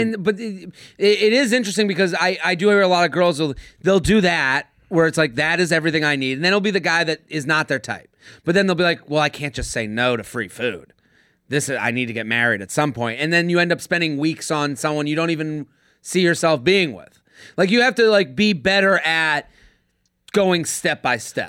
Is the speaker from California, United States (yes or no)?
no; outside of Boston, Massachusetts, United States; I'm from Boston. I'm from outside of Boston